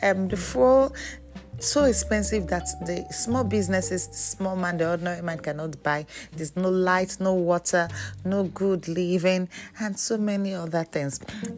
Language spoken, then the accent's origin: English; Nigeria; my home country, Nigeria.